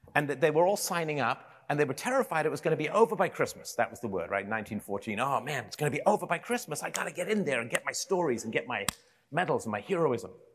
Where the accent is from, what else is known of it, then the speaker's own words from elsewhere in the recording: England, United Kingdom; I grew up in England in the seventies